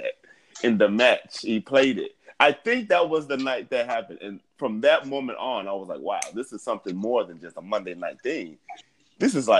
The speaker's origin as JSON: {"language": "English", "town": "Gary", "region": "Indiana", "country": "United States", "tie": "born or raised there", "said": "growing up in Gary"}